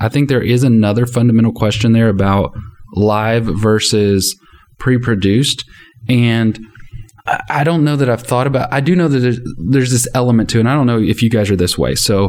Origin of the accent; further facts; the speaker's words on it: Texas, United States; as a Texan